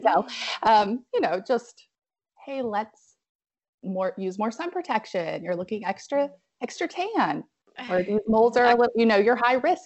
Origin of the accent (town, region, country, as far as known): Abingdon, Virginia, United States; moved away as an adult; also born or lived in Roanoke, Virginia; now in Asheville, United States